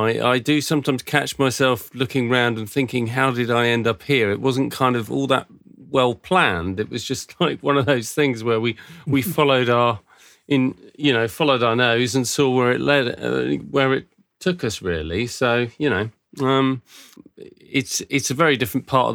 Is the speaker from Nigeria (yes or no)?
no; Surrey, South East England, United Kingdom; moved away as an adult; also born or lived in North London; now in Watchet, United Kingdom; I was born in London, in North London, and then moved when I was six to Surrey, Hampshire Way, which is just south of London, really. And I probably lived around that area sort of most of my life